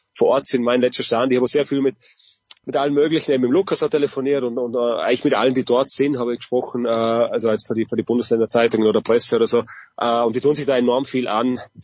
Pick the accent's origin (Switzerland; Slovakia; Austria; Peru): Austria; bei uns in Österreich